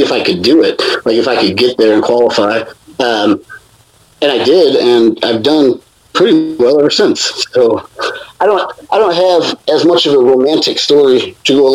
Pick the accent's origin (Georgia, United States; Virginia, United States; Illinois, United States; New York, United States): Illinois, United States; Chicago area; where I live now, which is my hometown.